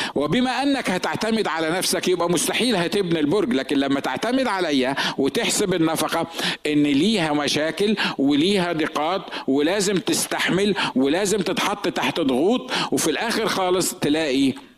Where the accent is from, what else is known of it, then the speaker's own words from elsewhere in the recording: Egypt; moved away as an adult; now in San Diego, United States; احنا الاثنين مصريين